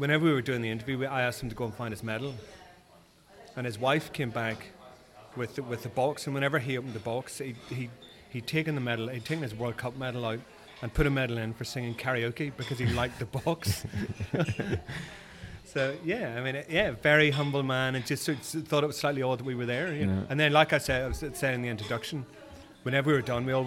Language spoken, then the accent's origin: English; Belfast, Northern Ireland, United Kingdom; moved away as an adult; now in London, United Kingdom; I'm originally from Belfast. So I've lived in London for the last, 30 years